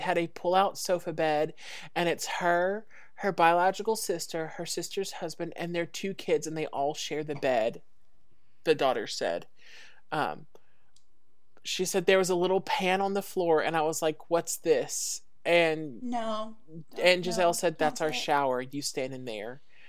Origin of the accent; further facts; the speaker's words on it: the South, United States; we are from the South